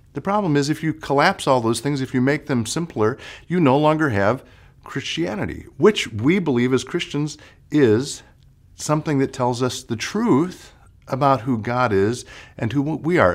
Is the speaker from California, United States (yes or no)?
no; Chicago, Illinois, United States; moved away; I'm actually from Chicago